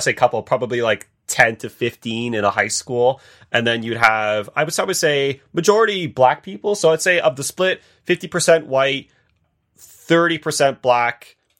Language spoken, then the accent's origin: English; Canada; I think as a Canadian